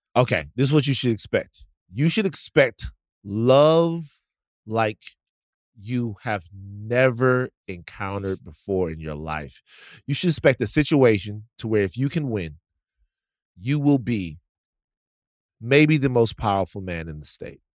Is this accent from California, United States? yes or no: no; Baton Rouge, Louisiana, United States; moved away; I'm not from New Orleans, I'm from Baton Rouge.